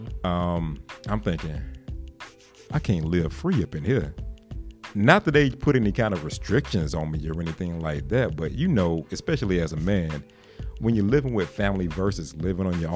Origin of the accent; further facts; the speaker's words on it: Laurinburg, North Carolina, United States; moved away as an adult; I'm from Laurinburg, North Carolina, which is, if anybody knows where that's at or knows anything about it, it's a very small town